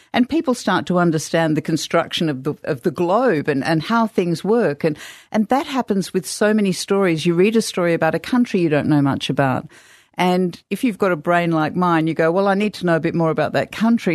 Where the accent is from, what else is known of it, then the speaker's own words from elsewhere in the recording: Australia; also born or lived in England; I was born in England, but I grew up in Australia